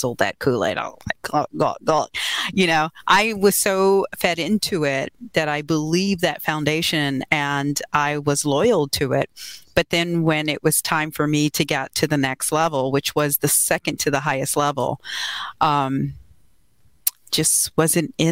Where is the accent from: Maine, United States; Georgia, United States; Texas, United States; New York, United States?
Texas, United States; Houston; moved away; I'm originally from Houston.